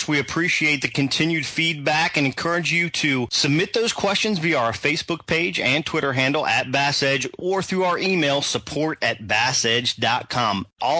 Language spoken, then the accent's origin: English; East Coast, United States; moved away; I'm originally from the East Coast